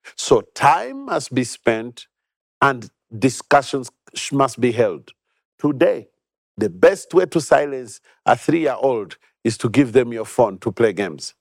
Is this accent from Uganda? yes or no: yes; Uganda; I've been born and bred in Uganda.